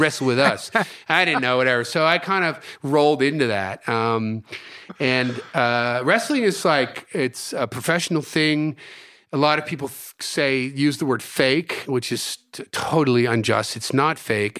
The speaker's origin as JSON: {"language": "English", "region": "New Jersey", "country": "United States", "tie": "born or raised there", "also_born_or_lived": "Houston, Texas / San Francisco", "moved": "as an adult", "said": "my parents moved to the States when I was four years old, and I grew up in New Jersey."}